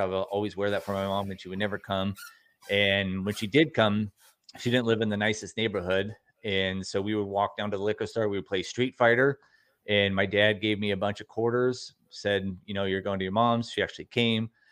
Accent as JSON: {"language": "English", "town": "Newport Beach", "region": "California", "country": "United States", "tie": "born or raised there", "also_born_or_lived": "Costa Mesa", "said": "I grew up in Costa Mesa, Newport Beach, California, in Orange County, California"}